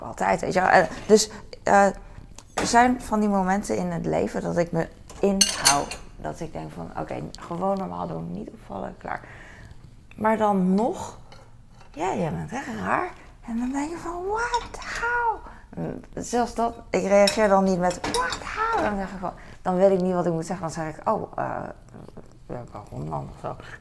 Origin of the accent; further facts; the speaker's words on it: The Hague, South Holland, Netherlands; ik hier geboren ben in Nederland en altijd hier heb gewoond